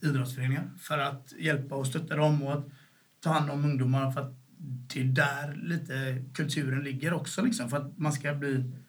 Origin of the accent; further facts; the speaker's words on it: Gothenburg, Västra Götaland, Sweden; also born or lived in Sävedalen; först växte vi upp i Bergsjön liksom. Och, eh, och när, vi var, när jag var åtta år så flyttade vi därifrån